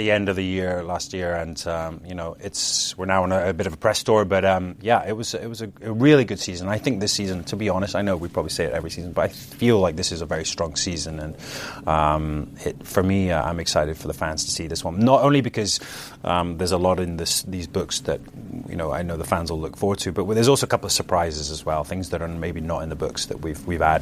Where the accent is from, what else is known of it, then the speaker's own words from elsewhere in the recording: Scotland, United Kingdom; also born or lived in London; Yeah, you know, I'm originally from Scotland, and I moved uh, to London, and I was there many years, and and uh, came to America a lot as well.